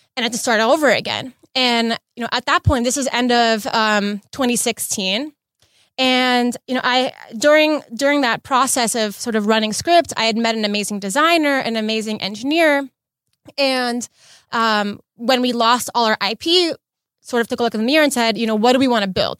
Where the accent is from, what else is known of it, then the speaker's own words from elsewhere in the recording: Los Angeles, California, United States; also born or lived in Bay Area; I was born and raised in L A, um, born and raised in the West Side